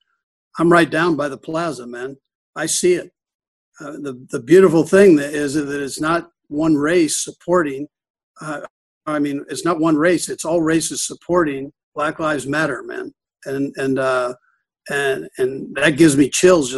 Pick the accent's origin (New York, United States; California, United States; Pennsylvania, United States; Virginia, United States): California, United States; Los Angeles; now in Kansas City, United States; I grew up in Los Angeles during the 60s and 70s